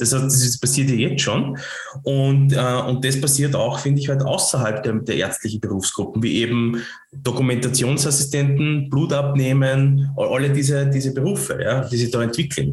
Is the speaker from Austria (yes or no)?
yes; Lower Austria, Austria; accent: Lower Austrian; mit meinem niederösterreichischen Dialekt